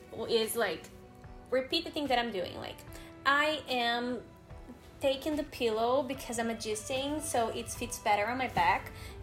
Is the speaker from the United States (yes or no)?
no; São Paulo, Brazil; accent: São Paulo; first language Portuguese; English is a second language; I'm from São Paulo, mm-hmm. and I have an accent from São Paulo.